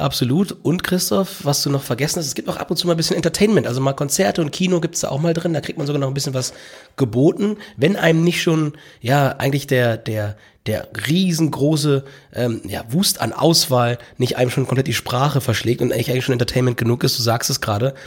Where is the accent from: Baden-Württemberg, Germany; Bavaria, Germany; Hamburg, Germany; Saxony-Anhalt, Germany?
Hamburg, Germany; Ich als Hamburger